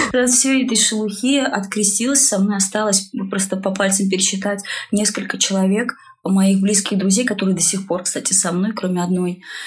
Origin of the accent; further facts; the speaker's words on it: Russia; я абсолютно русская. Я воспитывалась угу. в русской культуре